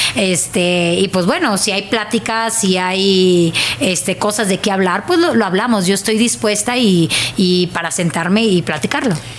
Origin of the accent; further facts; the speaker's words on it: Monterrey, Nuevo León, Mexico; accent: regio; moved away as an adult; now in Mexico City, Mexico; Soy regia